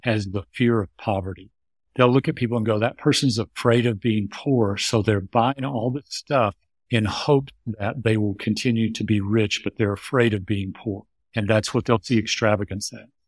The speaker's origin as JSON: {"language": "English", "area": "suburb outside Houston", "region": "Texas", "country": "United States", "tie": "born or raised there", "said": "I was raised in the United States in a suburb outside Houston, Texas"}